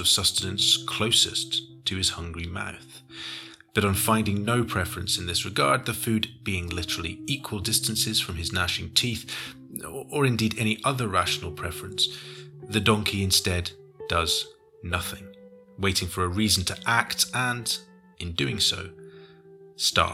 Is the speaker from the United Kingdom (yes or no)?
yes; United Kingdom; Being British